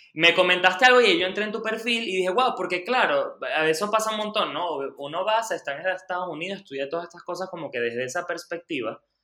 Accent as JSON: {"language": "Spanish", "town": "Lechería", "region": "Anzoátegui", "country": "Venezuela", "tie": "born or raised there", "said": "yo soy, este, por supuesto, venezolano. Nací y crecí en Lechería, en Anzuategui."}